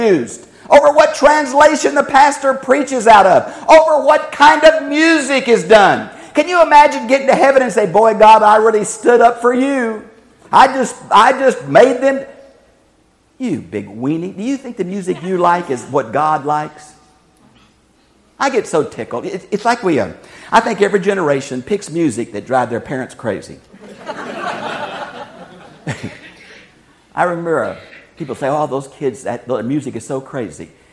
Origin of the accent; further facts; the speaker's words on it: United States; we are American Christians